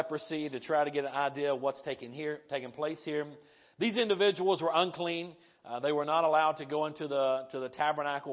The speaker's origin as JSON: {"language": "English", "region": "the South", "country": "United States", "said": "we're from the South"}